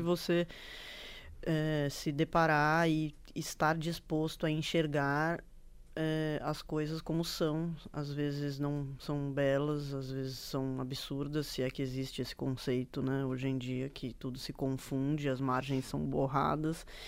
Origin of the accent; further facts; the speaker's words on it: Bragança Paulista, São Paulo, Brazil; moved away as an adult; now in São Paulo, Brazil; eu nasci aqui em São Paulo, mas eu cresci em Bragança, né? Estudei lá a minha vida inteira.